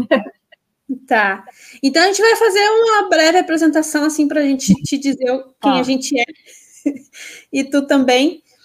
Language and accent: Portuguese; Santa Catarina, Brazil; moved away as an adult; also born or lived in Florianópolis; now in Guaíba, Brazil; eu não sou daqui, eu sou de Santa Catarina. Aí eu fui para Florianópolis para estudar